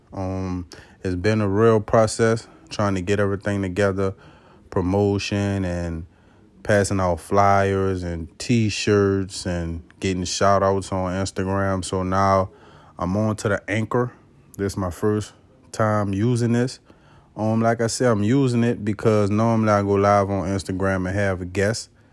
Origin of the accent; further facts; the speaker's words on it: Avondale, Louisiana, United States; I'm from Avondale, Louisiana. That's on the West Bank of New Orleans.